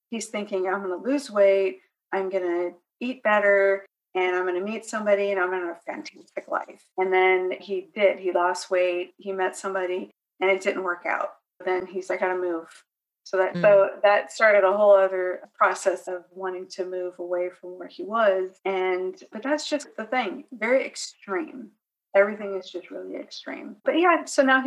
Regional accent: California, United States; moved away as an adult; now in North Carolina, United States; I'm originally from California. We moved to North Carolina

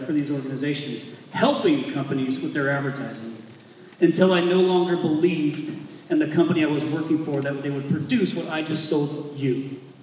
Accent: Indiana, United States; moved away as an adult; now in Arizona, United States; I'm from Indiana.

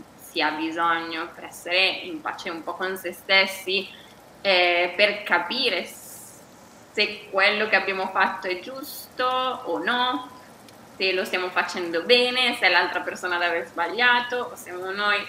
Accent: Bergamo, Lombardy, Italy; moved away as an adult; also born or lived in United States; now in Seville, Spain; sono bergamasca, però da ormai tre anni vivo, vivo, a Siviglia

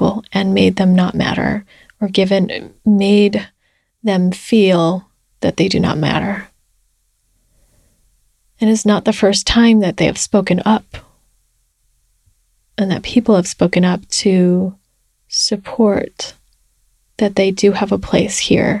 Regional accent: United States; being Chinese American

